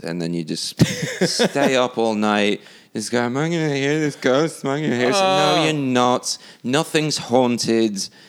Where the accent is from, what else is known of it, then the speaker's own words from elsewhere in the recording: Hull, Yorkshire and the Humber, United Kingdom; moved away; also born or lived in Ireland; Well, I'm not even British, technically. I just grew up there.